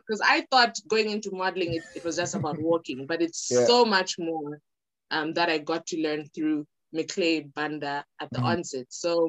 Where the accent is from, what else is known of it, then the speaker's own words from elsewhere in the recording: Lusaka, Lusaka Province, Zambia; also born or lived in Copperbelt, Zambia / Ndola, Zambia; I was born in Lusaka. Okay. I did my first part of school in Lusaka, grade one to like grade eight.